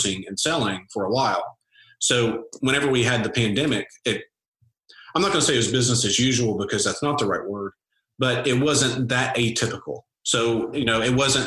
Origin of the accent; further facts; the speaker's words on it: Nashville, Tennessee, United States; I'm from Nashville